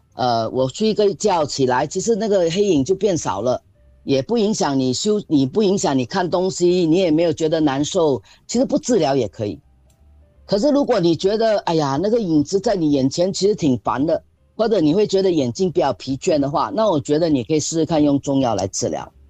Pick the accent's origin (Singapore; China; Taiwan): Singapore; 我们新加坡人